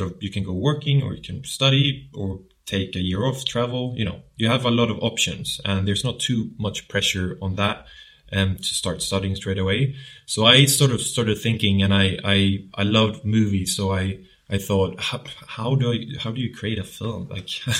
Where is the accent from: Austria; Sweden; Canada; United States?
Sweden; southern Sweden; accent: southern; moved away as an adult; now in London, United Kingdom; I'm from Sweden, and I've lived in London now for 3 years